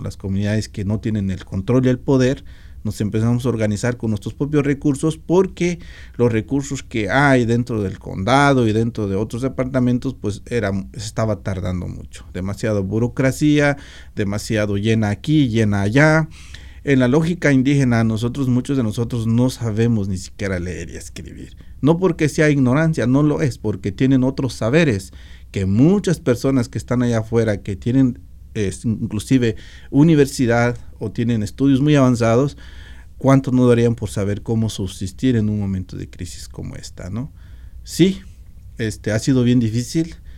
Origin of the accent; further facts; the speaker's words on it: Meseta Purépecha, Michoacán, Mexico; now in Washington, United States; Yo, por ejemplo, soy de la meseta purépecha